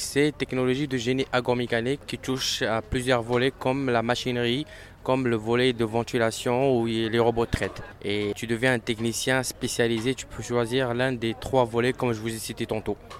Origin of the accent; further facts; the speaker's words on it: Morocco; now in Canada; je suis marocain